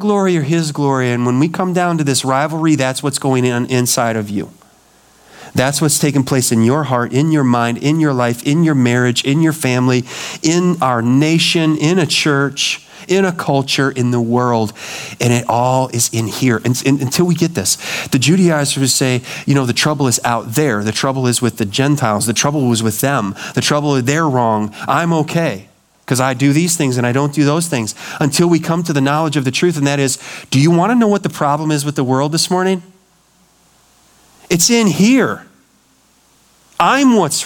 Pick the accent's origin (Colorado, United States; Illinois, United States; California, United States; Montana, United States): Montana, United States; I grew up in Montana